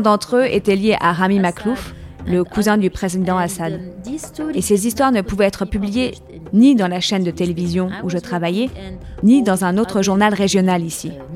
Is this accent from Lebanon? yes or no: yes; Lebanon; Je suis née en 1974, l'année où la guerre a commencé au Liban. Uh, uh, J'appartiens à cette génération de la guerre civile au Liban